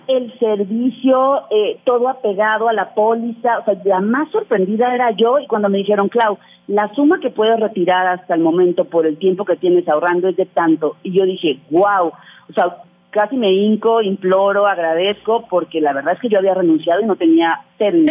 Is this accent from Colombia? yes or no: no; Mexico; nosotros como mexicanos